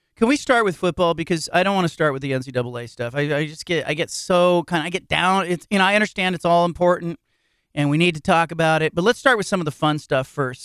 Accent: Bay Area, California, United States; a kid growing up in the Bay Area

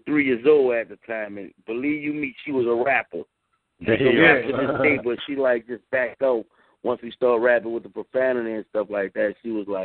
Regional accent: New Orleans, Louisiana, United States; We grew up in the Third Ward.

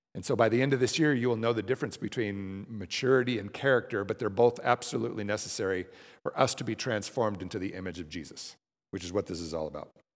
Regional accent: Denver, Colorado, United States; moved away as an adult; I moved b, back home. I'm from Denver

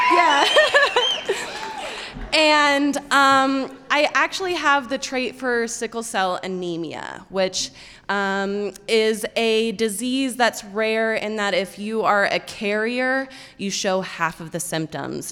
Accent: Fort Collins, Colorado, United States; moved away; I grew up in Fort Collins, Colorado, which is about an hour outside of Denver

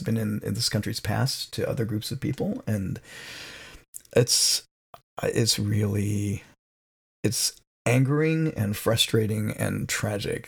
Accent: Palo Alto, California, United States; I grew up here in Palo Alto, and at the time I was a kid, it was 2% Asian American

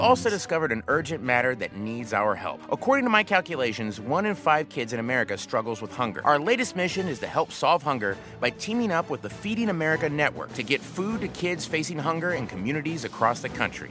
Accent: Post Falls, Idaho, United States; I'm from Post Falls, Idaho, and that's actually about 20 minutes from Spokane, Washington

